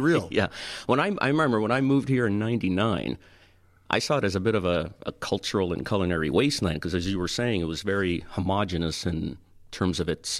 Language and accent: English; Toronto, Ontario, Canada; moved away as an adult; now in Tampa, United States; I grew up in Toronto